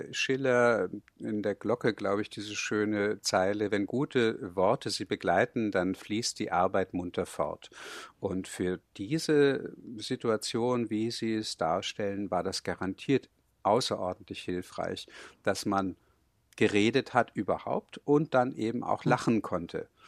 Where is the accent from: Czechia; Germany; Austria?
Germany; Hamburg; bin gebürtiger Hamburger und im Elternhaus wurde Hochdeutsch gesprochen. Das war einfach meine normale Sprache.